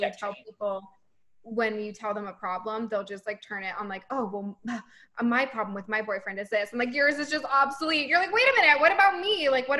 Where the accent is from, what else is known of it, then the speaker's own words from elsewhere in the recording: Boston, Massachusetts, United States; And I'm from Boston, so you can find me there.